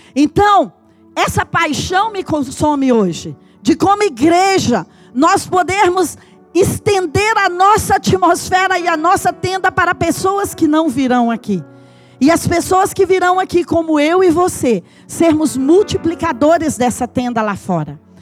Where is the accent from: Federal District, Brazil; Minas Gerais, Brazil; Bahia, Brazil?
Minas Gerais, Brazil; Patos de Minas; moved away; also born or lived in João Pinheiro, Brazil; eu nasci em Patos de Minas, eu morei em João Pinheiro, as nossas fazendas eram aqui perto de João Pinheiro